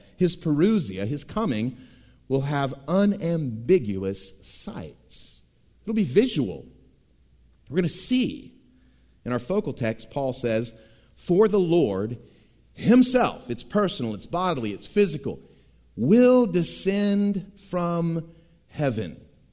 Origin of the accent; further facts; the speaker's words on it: Tampa, Florida, United States; growing up in Tampa, Florida